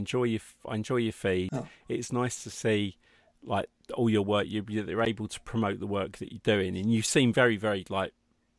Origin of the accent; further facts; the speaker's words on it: United Kingdom; So I was born in Middlesex.